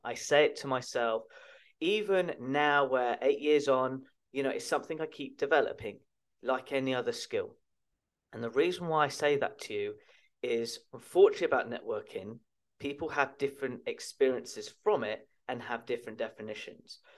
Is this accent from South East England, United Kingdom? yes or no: yes; Chertsey, South East England, United Kingdom; my local gym where I was brought up in Chertsey Addlestone in Surrey in the United Kingdom